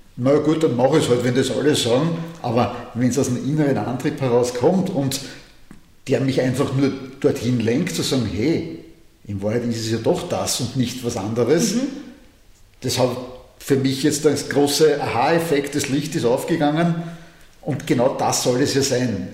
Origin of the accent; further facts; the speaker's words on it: Austria; als Österreicher